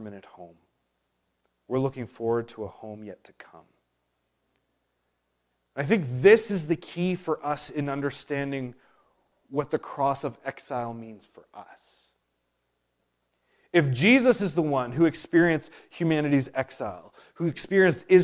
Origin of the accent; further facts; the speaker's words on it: Prince Edward Island, Canada; I was born and raised on Prince Edward Island, this is not my true home.